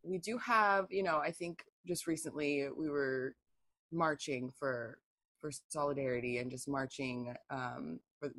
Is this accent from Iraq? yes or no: no; Tacoma, Washington, United States; also born or lived in San Diego, California; now in North Central Washington, United States; I grew up in San Diego and Tacoma